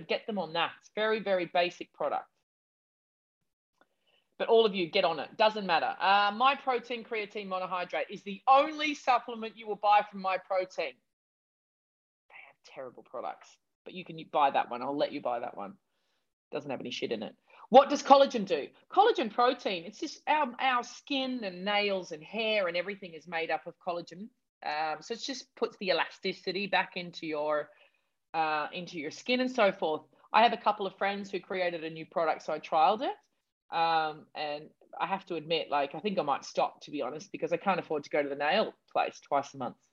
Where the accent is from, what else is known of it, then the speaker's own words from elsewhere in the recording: Australia; I'm such an Aussie